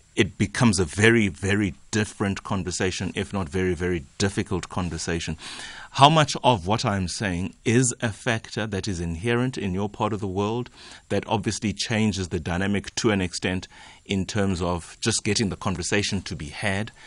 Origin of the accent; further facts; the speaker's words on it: Eastern Cape, South Africa; I come from the Eastern Cape